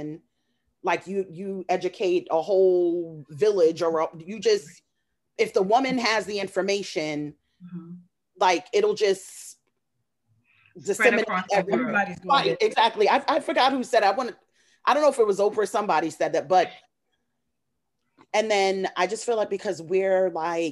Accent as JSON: {"language": "English", "town": "New York City", "region": "New York", "country": "United States", "tie": "born or raised there", "said": "I'm just a woman from Queens. I grew up in Flushing, Queens."}